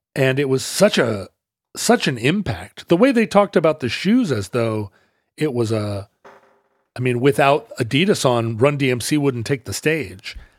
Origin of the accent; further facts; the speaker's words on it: the Northwest, Pacific Northwest, United States; we're from the Northwest